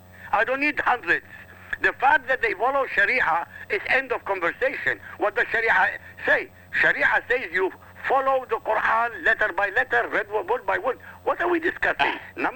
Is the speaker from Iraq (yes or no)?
yes; Iraq; I come from Iraq.